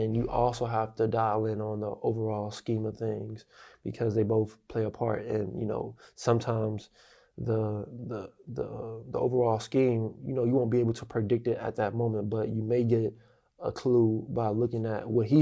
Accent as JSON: {"language": "English", "region": "Florida", "country": "United States", "said": "I'm from Florida"}